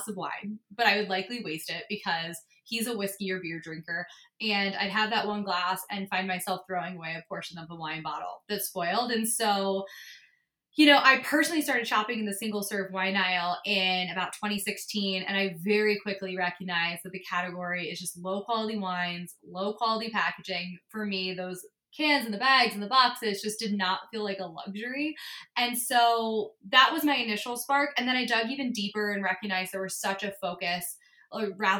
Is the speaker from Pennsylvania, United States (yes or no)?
yes; outside of Philadelphia, Pennsylvania, United States; moved away as an adult; also born or lived in New York; I grew up on the East Coast, grew up outside of Philly